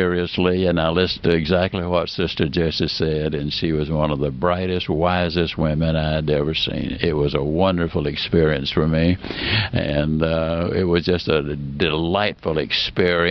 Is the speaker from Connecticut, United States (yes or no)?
no; Mississippi, United States; also born or lived in Alabama; I was born in Alabama and raised in Mississippi